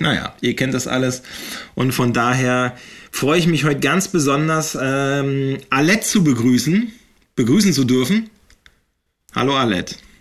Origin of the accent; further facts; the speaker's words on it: Eggesin, Mecklenburg-Vorpommern, Germany; ich bin ja in Eggesin aufgewachsen